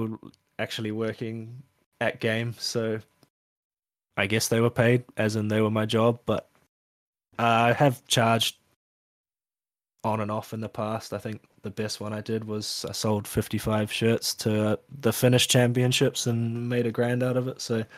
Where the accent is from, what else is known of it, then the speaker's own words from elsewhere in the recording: New Zealand; And I think being a Kiwi and stuff, it sort of meant I was third or fourth on the list, but managed to be one of the two that got hired.